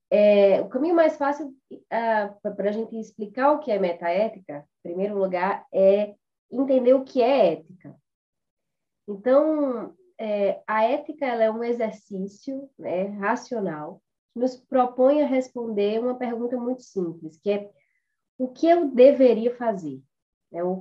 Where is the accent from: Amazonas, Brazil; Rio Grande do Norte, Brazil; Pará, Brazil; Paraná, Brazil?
Rio Grande do Norte, Brazil; Natal; moved away as an adult; now in São Paulo, Brazil; eu sou de Natal, então eu sou ah, formada em Direito, né, pela Universidade Federal do Rio Grande do Norte, mas já resido aqui em São Paulo há oito anos.